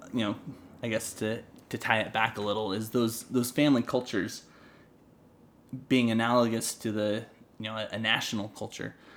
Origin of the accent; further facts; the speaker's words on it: North Idaho, United States; I'm from North Idaho